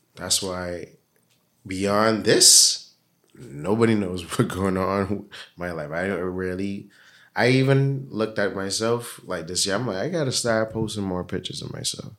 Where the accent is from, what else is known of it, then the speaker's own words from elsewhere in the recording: Bahamas; growing up in the Bahamas, in the Caribbean